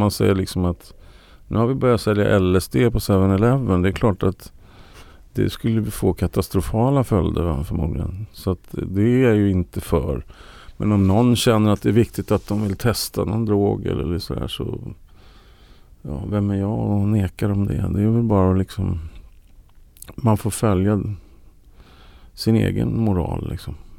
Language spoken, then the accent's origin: Swedish; Sweden; jag är ju svensk